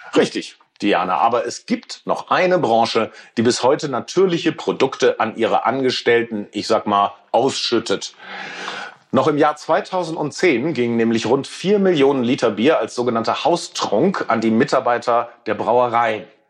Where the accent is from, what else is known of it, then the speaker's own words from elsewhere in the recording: Ruhr area, North Rhine-Westphalia, Germany; Ich bin im Ruhrgebiet aufgewachsen